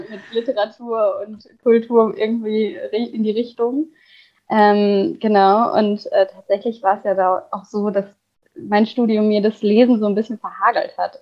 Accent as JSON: {"language": "German", "area": "Ruhr area", "region": "North Rhine-Westphalia", "country": "Germany", "tie": "born or raised there", "moved": "yes", "lives_now": "Cologne, Germany", "said": "aufgewachsen bin ich im Ruhrgebiet."}